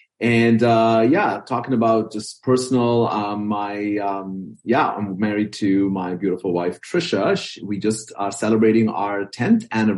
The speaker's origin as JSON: {"language": "English", "country": "Bahrain", "tie": "born or raised there", "said": "I was born and raised in the Middle Eastern country called the Kingdom of Bahrain. That's sort of the official title. My parents are from South India. They were expat workers in Bahrain."}